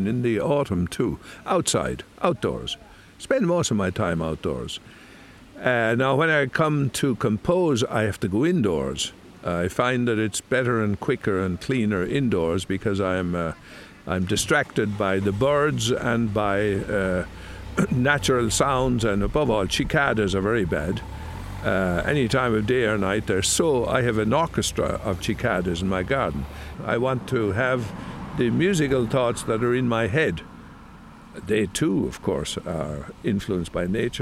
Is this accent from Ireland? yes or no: yes; North Tipperary, Ireland; also born or lived in Hamburg, Germany / Rome, Italy; now in Italy; I grew up in North Tipperary as a child